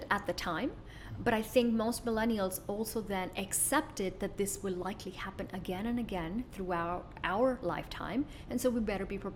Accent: Kuwait; moved away as an adult; also born or lived in United States; I was born in Kuwait.

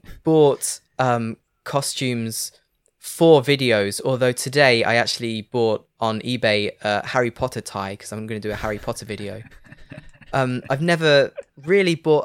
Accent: Leicester, East Midlands, United Kingdom; moved away as an adult; now in France; they call it the Midlands. I'm from the Midlands

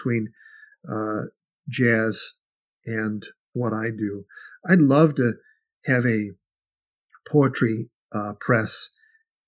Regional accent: Chicago, Illinois, United States; I grew up in Chicago.

